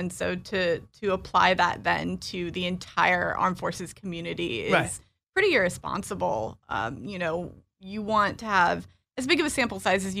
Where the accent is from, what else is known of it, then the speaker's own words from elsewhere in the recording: Illinois, United States; also born or lived in North Carolina; I am originally from Illinois, but I was an Army brat. And our last duty station was Fort Bragg. And that's where I went to high school.